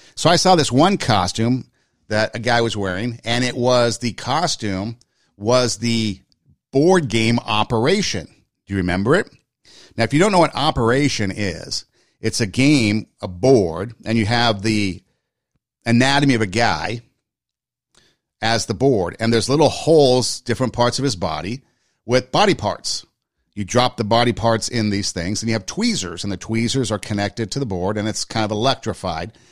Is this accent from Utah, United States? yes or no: no; Glendale, California, United States; my hometown, Glendale, California